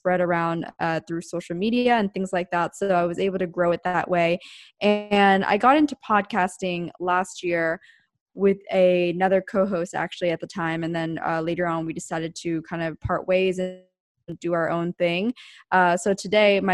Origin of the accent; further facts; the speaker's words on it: outside of Philadelphia, Pennsylvania, United States; moved away as an adult; now in Orange County, United States; I was originally from the East Coast in Pennsylvania, outside of Philadelphia. But when I was 18, I moved to Southern California